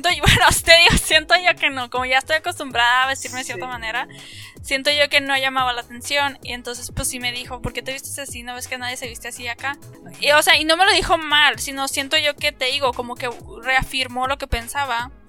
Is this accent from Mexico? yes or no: yes; Mexico; moved away